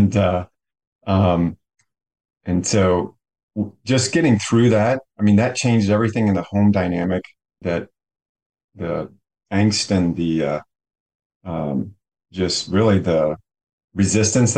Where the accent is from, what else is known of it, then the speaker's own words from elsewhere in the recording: Carlisle, Pennsylvania, United States; now in Mechanicsburg, United States; I grew up in Carlisle and I currently live in Mechanicsburg, Pennsylvania